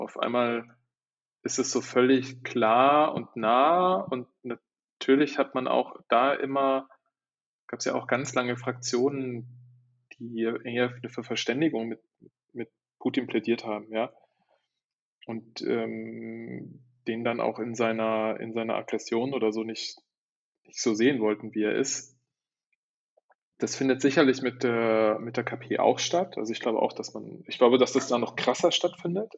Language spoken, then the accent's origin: German; Germany; moved away as an adult; also born or lived in Shanghai, China / Istanbul, Turkey; das hat mich so eigentlich wieder in die Heimat gespült